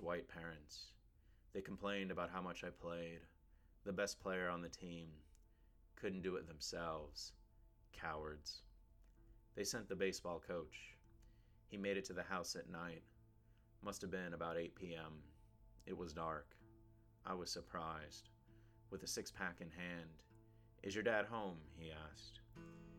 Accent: El Paso, Texas, United States; my hometown of El Paso, Texas

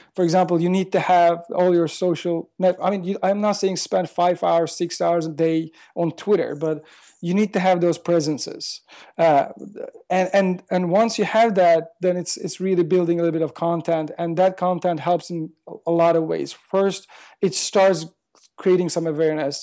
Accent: Turkey; moved away as an adult; also born or lived in London, United Kingdom; now in Los Angeles, United States; I am originally from Turkey, like, the last ten years. I've been living in L A, uh, but most majority of my life I spent in Turkey

